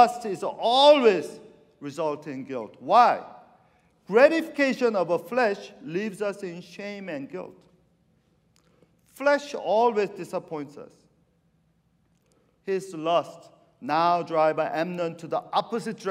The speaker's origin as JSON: {"language": "English", "country": "Argentina", "tie": "born or raised there", "moved": "yes", "lives_now": "San Francisco Bay Area, United States", "said": "I'm from South America, you know. I went to high school in Argentina"}